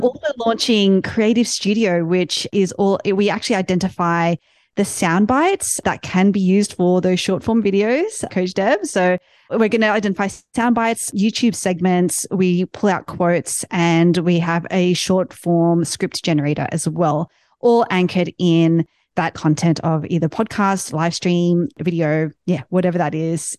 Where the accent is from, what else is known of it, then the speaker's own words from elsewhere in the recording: Australia; now in United States; ever since I started living in the States now, I'm from Australia.